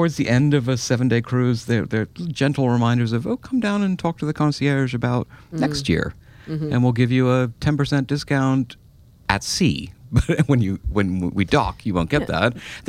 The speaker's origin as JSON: {"language": "English", "region": "London", "country": "United Kingdom", "tie": "born or raised there", "said": "growing up in London"}